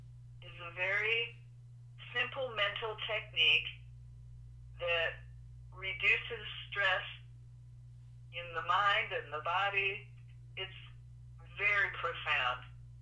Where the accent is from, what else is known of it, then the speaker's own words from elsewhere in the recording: Cleveland, Ohio, United States; accent: Cleveland; Originally, Cleveland, Ohio.